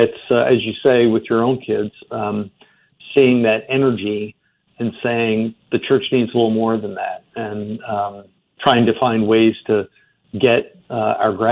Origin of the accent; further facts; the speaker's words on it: Baltimore, Maryland, United States; moved away; I grew up in Baltimore